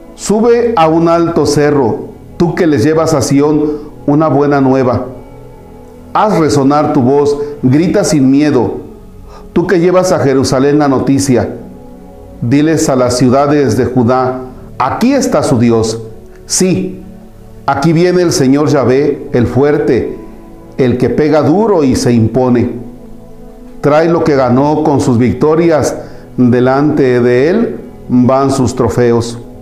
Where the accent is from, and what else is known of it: Mexico